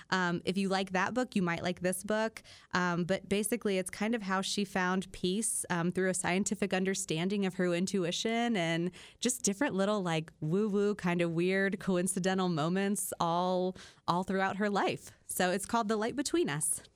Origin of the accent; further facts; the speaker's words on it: Midwest, United States; I'm that Midwesterner